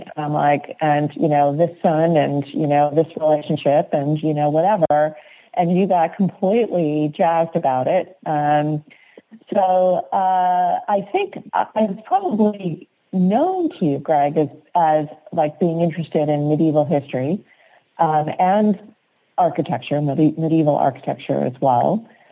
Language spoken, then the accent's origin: English; East Coast, United States; now in West Coast, United States; I'm from the East Coast